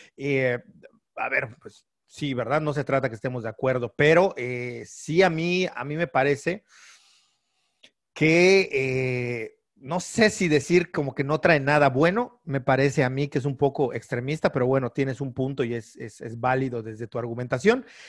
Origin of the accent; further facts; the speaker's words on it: Yucatán, Mexico; que somos de Yucatán